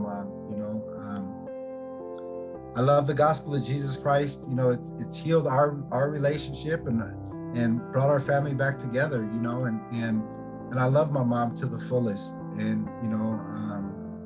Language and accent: English; Olympia, Washington, United States; I'm from Olympia, Washington